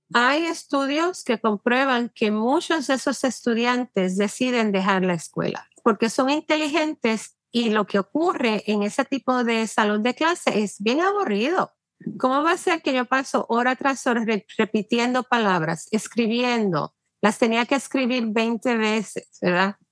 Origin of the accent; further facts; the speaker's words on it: Puerto Rico; now in New York, United States; nací y me crié en Puerto Rico